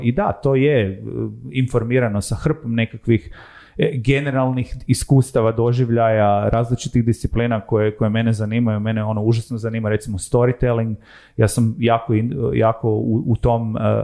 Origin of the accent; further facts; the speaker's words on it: Zagreb, City of Zagreb, Croatia; also born or lived in Rijeka / Tokyo; rodio sam se u Rijeci, odrastao sam u Zagrebu